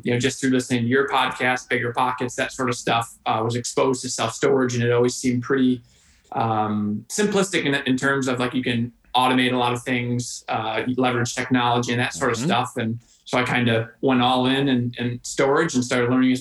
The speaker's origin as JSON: {"language": "English", "town": "Rochester", "region": "New York", "country": "United States", "tie": "born or raised there", "said": "Born and raised in Rochester, New York."}